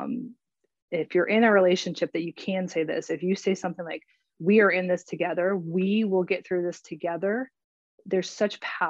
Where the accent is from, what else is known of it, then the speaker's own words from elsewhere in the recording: Florida, United States; also born or lived in Winter Park, Florida; I'm also a Floridian. I'm joining from Winter Park, Florida.